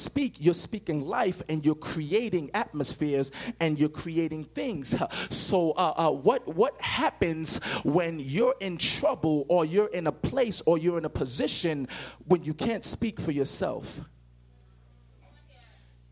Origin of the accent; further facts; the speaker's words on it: Nigeria; now in United States; But I'm not from America. I'm from Africa. And when you see me, before you, I can say anything, you can judge and say, okay, he's from Africa, or specifically Nigerian